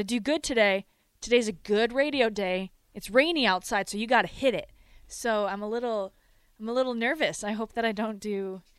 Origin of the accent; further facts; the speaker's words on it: Rapid City, South Dakota, United States; now in Omaha area, United States; so I'm from South Dakota. I feel like people who follow me or have followed my life is that I'm from South Dakota. And I'm from Rapid City, which is the other side of the state.